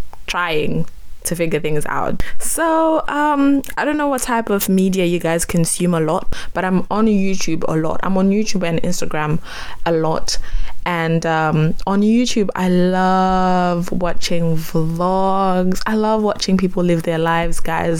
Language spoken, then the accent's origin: English; Zimbabwe; now in United Kingdom; I was born and raised in Zimbabwe